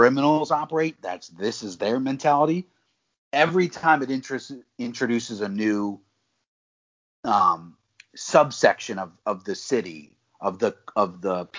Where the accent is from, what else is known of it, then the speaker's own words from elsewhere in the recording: Maryland, United States; I'm from Maryland. I don't live in Baltimore City. I'm not from Baltimore City